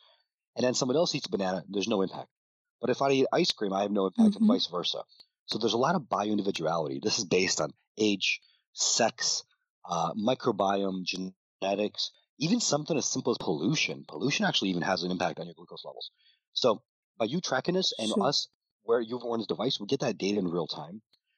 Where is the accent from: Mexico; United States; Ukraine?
Ukraine; moved away; When I was a little bit younger, I immigrated from Ukraine. My parents didn't have that much money.